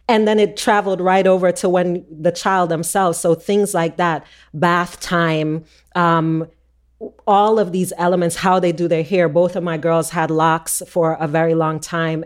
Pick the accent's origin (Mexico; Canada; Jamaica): Jamaica; moved away; we're Jamaican